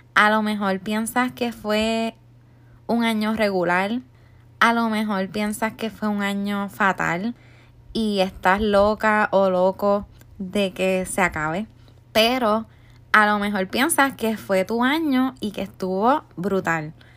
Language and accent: Spanish; Puerto Rico; now in United States; yo soy de Puerto Rico y resido en Estados Unidos